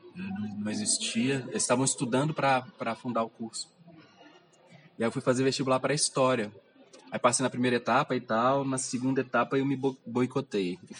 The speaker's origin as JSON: {"language": "Portuguese", "town": "Belo Horizonte", "region": "Minas Gerais", "country": "Brazil", "tie": "born or raised there", "said": "Nasci no bairro Goiânia, fica na região Nordeste. Vivi lá até uns 20 anos de idade"}